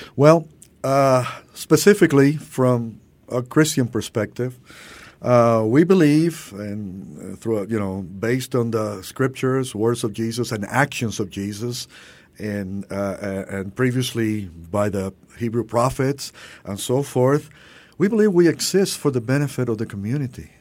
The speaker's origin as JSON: {"language": "English", "country": "Cuba", "also_born_or_lived": "Louisville, Kentucky, United States", "moved": "yes", "lives_now": "Miami, United States", "said": "growing up in Miami with our Cuban family"}